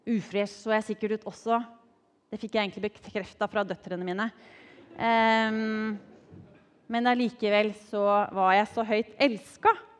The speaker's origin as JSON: {"language": "Norwegian", "town": "Drammen", "region": "Buskerud", "country": "Norway", "tie": "born or raised there", "said": "er oppvokst i godbyen Drammen."}